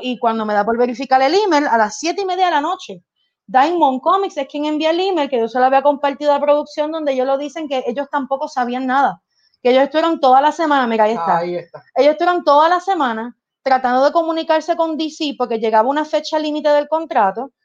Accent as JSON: {"language": "Spanish", "country": "Puerto Rico", "said": "somos de Puerto Rico"}